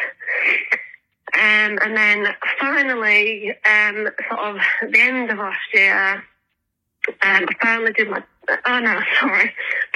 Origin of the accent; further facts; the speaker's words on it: England, United Kingdom; I'm from England